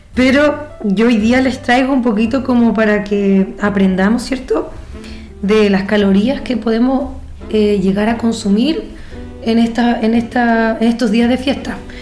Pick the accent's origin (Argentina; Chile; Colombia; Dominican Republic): Chile; Nosotros como buenos chilenos